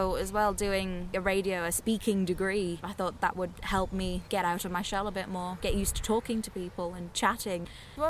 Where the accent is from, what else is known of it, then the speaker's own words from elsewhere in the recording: Sunderland, North East England, United Kingdom; I'm born and bred in Sunderland, as little as my accent tells you that. I've lived around, one might say, the posh side of Sunderland.